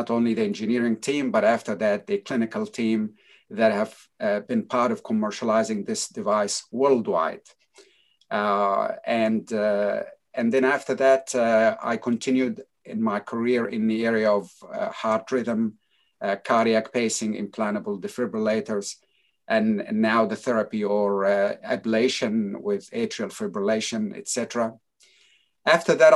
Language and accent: English; United States; moved away as an adult; now in Australia; I grew up actually in the United States for 22 years in New York and New Jersey area.